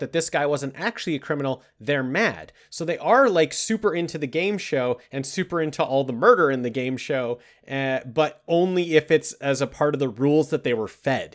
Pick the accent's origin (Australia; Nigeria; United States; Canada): Canada; we're Canadian boys